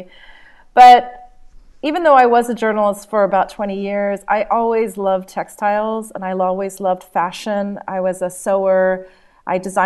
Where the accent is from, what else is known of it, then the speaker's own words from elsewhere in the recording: Nashville, Tennessee, United States; moved away; also born or lived in India; when I was a child, I grew up in Nashville, Tennessee